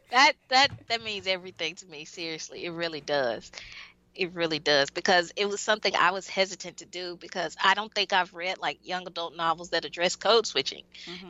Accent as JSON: {"language": "English", "region": "Mississippi", "country": "United States", "said": "i'm from mississippi"}